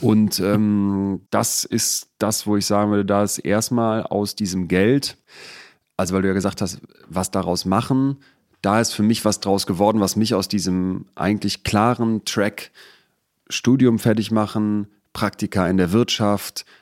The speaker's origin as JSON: {"language": "German", "town": "Solingen", "region": "North Rhine-Westphalia", "country": "Germany", "tie": "born or raised there", "also_born_or_lived": "Bergisch Gladbach / Cologne", "said": "bin ich also in Bergisch Gladbach geboren, in Köln-Ehrenfeld dann die ersten sechs Jahre und dann nach Jetzt kommt noch eine Steigerung. Solingen."}